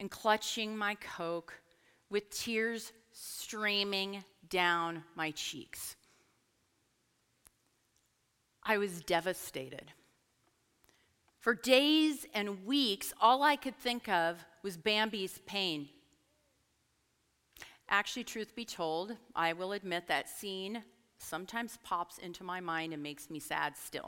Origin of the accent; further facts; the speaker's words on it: Portland, Oregon, United States; moved away as an adult; also born or lived in Lynchburg, Virginia; I'm from Portland. We don't do altar calls